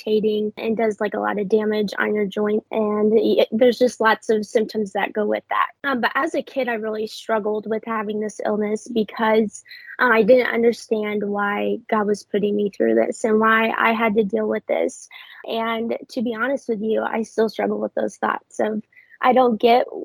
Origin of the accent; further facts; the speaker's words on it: Southern Illinois, United States; moved away as an adult; I was raised in Southern Illinois, so a little bit of a small town sort of vibe